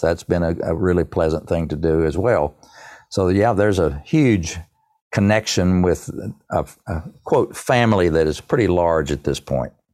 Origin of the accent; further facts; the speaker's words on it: East Tennessee, United States; I'm proud to be a hillbilly of East Tennessee